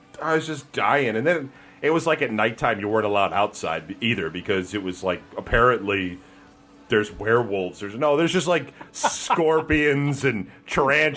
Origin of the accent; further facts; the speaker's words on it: Cleveland, Ohio, United States; I'm from Cleveland